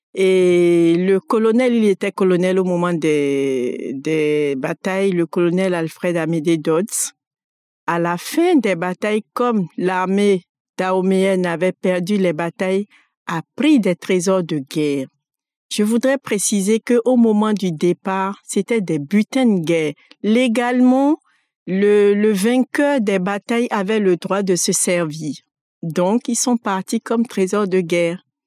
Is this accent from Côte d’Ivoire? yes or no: no; Abomey, Zou, Benin; moved away as an adult; also born or lived in Porto-Novo, Benin; now in France; Je suis née au Bénin, à Abomé, Et j'ai grandi, j'ai fait une partie de mon enfance dans la ville d'où sont partis les trésors Abomé. J'y suis restée jusqu'à l'entrée en sixième et je suis passée après à Porto Novo où j'ai fait le collège et le lycée